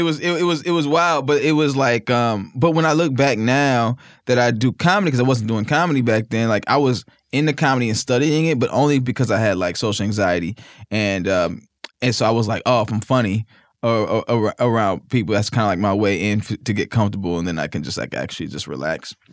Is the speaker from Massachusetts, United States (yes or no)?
no; Naperville, Illinois, United States; born or raised there; moved away; also born or lived in Mississippi